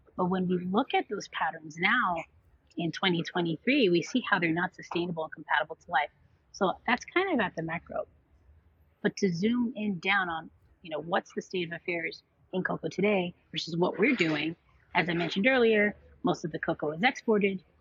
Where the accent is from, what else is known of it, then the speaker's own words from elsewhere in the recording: New York City, New York, United States; my sister and I were born and raised in Queens, New York